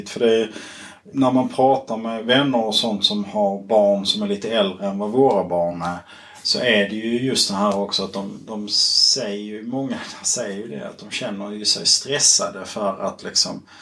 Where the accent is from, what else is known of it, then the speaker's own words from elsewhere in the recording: Kristianstad, Skåne, Sweden; jag är uppvuxen i, eh, i Kristianstad kommun